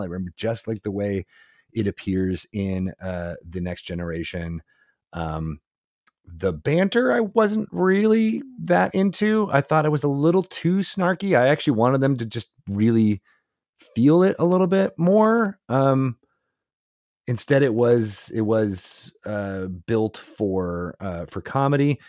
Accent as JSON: {"language": "English", "town": "Syracuse", "region": "New York", "country": "United States", "tie": "born or raised there", "said": "I was born in Syracuse, New York"}